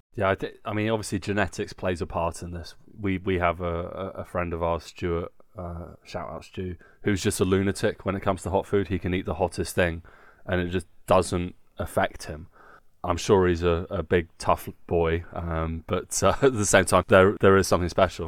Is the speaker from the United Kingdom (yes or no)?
yes; Guildford, South East England, United Kingdom; moved away as an adult; now in Nuremberg, Germany; in my hometown Guildford